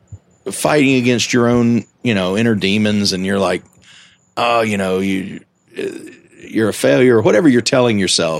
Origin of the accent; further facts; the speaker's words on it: Greenville, South Carolina, United States; moved away as an adult; also born or lived in New Orleans; I grew up in South Carolina in Greenville